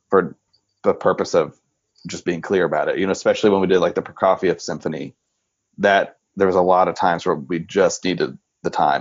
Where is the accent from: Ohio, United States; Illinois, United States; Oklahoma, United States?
Oklahoma, United States; moved away as an adult; also born or lived in North Texas; I'm from Oklahoma originally, but like I said, I went to North Texas for my undergrad